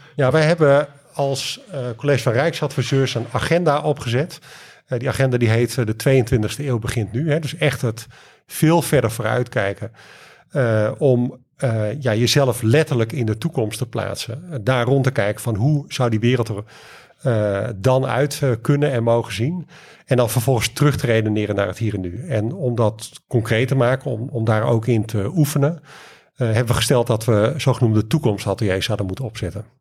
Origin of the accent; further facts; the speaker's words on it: Leeuwarden, Friesland, Netherlands; moved away; Ik kom uh, van oorsprong uit, eh, uit Leeuwarden